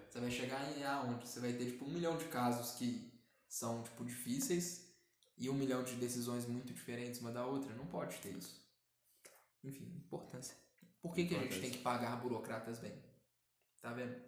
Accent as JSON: {"language": "Portuguese", "country": "Brazil", "said": "aqui no Brasil"}